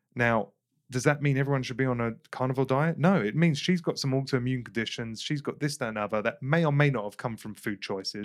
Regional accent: England, United Kingdom; I grew up in England

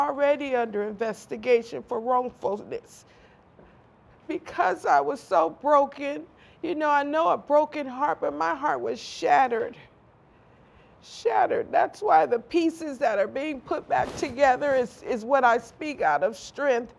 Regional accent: Compton, California, United States; growing up in Compton

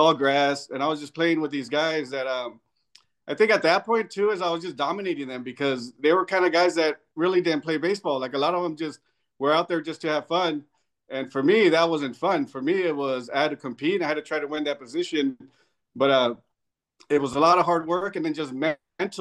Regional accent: Southern California, United States; moved away as an adult; I'm coming from Southern California

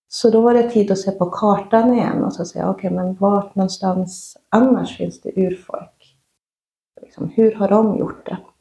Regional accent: Sweden; also born or lived in Oslo; Jag är uppvuxen i en renskötarfamilj i Svarkensita och i Vapsten sameby

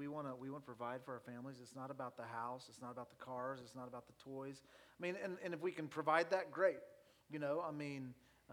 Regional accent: Nixa, Missouri, United States; growing up in Nixa

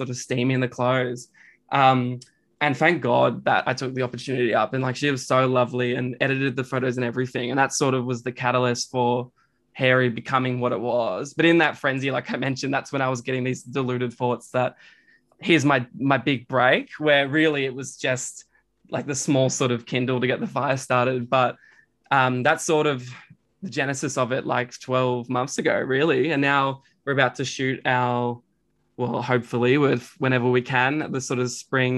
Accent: Bendigo, Victoria, Australia; moved away as an adult; now in Melbourne, Australia; I moved up from Bendigo

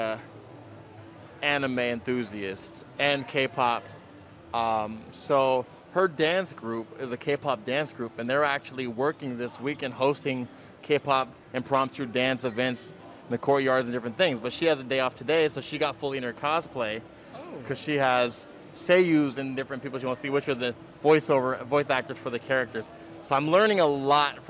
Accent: Oakland, California, United States; I'm black from the Oakland, California, Berkeley area.

